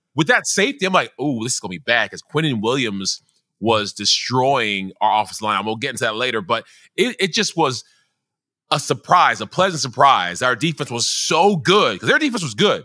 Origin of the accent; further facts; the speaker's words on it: Nigeria; I am a Nigerian